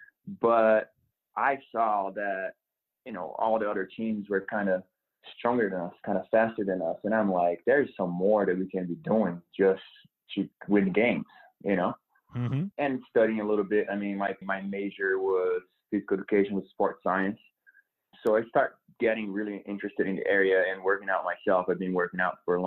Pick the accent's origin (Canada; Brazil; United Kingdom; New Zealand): Brazil; English is a second language; moved away as an adult; also born or lived in Oklahoma, United States; now in Denver, United States; I was born and raised in Brazil. Came to the United States to play in a small school in Oklahoma